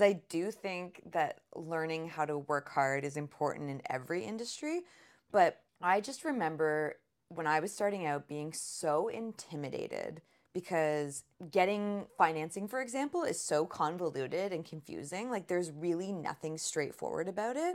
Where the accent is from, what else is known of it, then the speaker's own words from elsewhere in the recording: Sarnia, Ontario, Canada; I grew up in Sarnia, Ontario. We moved around a lot before I turned, I think, eight.